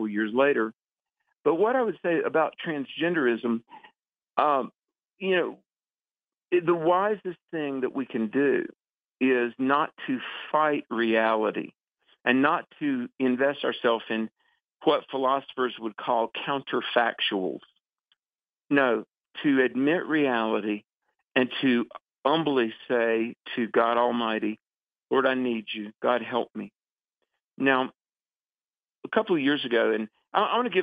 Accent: the South, United States; I was born in the South in the 60s, grew up on a farm

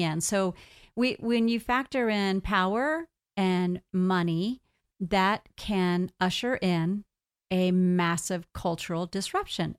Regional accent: United States; I'm here an American going into Canada

